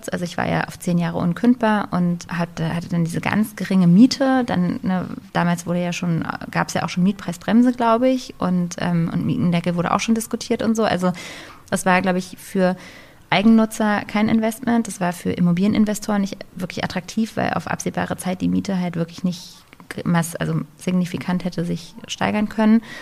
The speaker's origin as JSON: {"language": "German", "region": "Berlin", "country": "Germany", "tie": "born or raised there", "said": "bin ich ja in Berlin groß geworden und wir haben, also ich habe mein ganzes Leben, äh, bis ich ausgezogen bin, in der Feuerbachstraße gewohnt in, in Steglitz"}